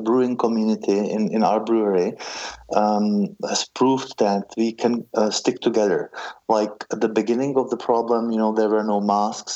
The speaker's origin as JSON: {"language": "English", "country": "Czechia", "tie": "born or raised there", "moved": "as an adult", "said": "Growing up in the Czech Republic"}